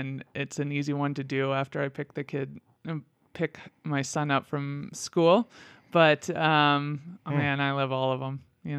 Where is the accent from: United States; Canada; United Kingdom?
United States; Midwest; moved away as an adult; now in Utah, United States; So I'm originally from the Midwest, moved out here about 10 years ago